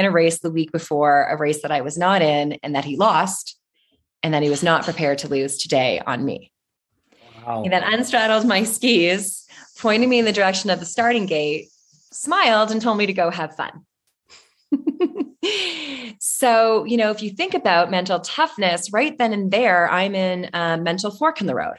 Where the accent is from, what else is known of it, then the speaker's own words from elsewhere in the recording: Toronto, Ontario, Canada; I'm from Toronto in Canada